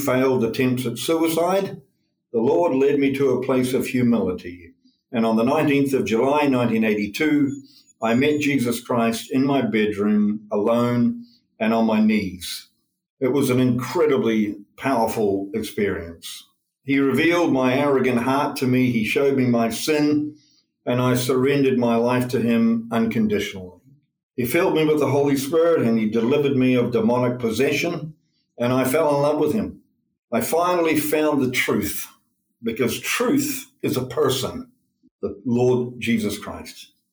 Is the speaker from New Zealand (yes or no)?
yes; New Zealand; now in Ukraine; I'm a New Zealander by birth. I'm one of eight children, so I grew up in a more of a tribe than a family